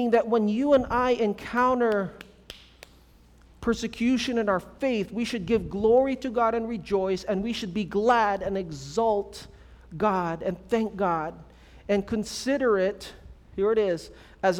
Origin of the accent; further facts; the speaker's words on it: California, United States; moved away; also born or lived in Philippines; I'm, from California